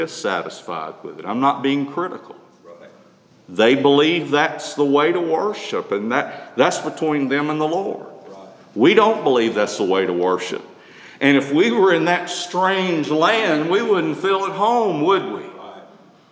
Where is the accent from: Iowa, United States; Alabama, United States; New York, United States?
Alabama, United States; Tuscaloosa; Growing up in Tuscaloosa